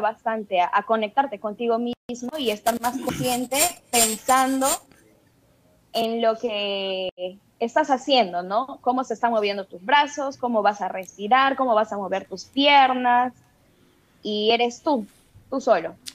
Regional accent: Tarapoto, San Martín, Peru; yo soy de Tarapoto, entonces aquí pertenecemos a la región de San Martín

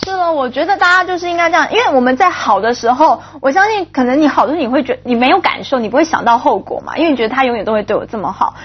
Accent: Taipei, Taiwan; moved away; 我以前念北一女中，就是台湾就是第一志愿的女子中学

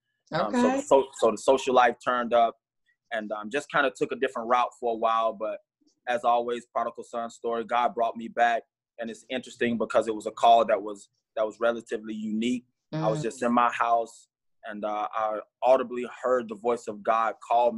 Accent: Hazlehurst, Georgia, United States; I'm originally from Hazelhurst, Georgia, a little small country town in Southeast Georgia.

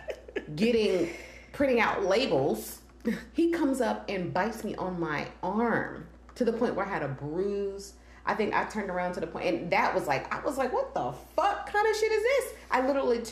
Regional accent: Mississippi, United States; I'm black and I'm from Mississippi.

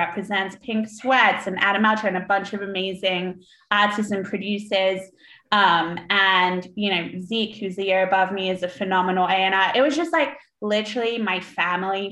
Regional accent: London, United Kingdom; moved away as an adult; also born or lived in Syracuse, United States; now in Los Angeles, United States; I grew up in London in the 90s.

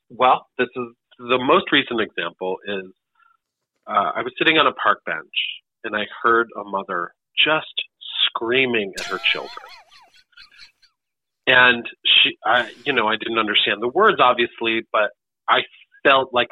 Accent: Great Lakes, United States; accent: Great Lakes midwestern; just my the accent I grew up with, oh. which is the Great Lakes, um, kind of midwestern sounding accent uh, with the with the hard A's.

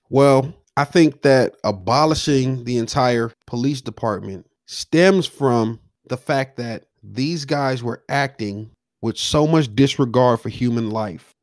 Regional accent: Los Angeles, California, United States; coming up in South Central, being from the hood

